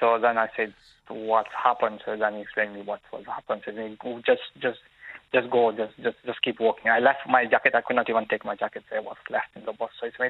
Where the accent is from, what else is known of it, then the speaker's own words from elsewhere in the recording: Mauritius; now in Dublin, Ireland; I'm from Mauritius.